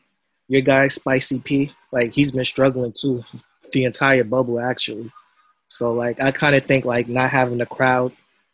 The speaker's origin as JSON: {"language": "English", "region": "New York", "country": "United States", "said": "And as a New Yorker, it kind of hurt me to admit that."}